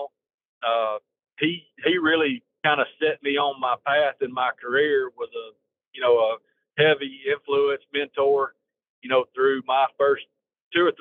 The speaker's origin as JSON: {"language": "English", "area": "Marshall County", "region": "Northeast Alabama", "country": "United States", "tie": "born or raised there", "said": "I grew up in Marshall County in Northeast Alabama."}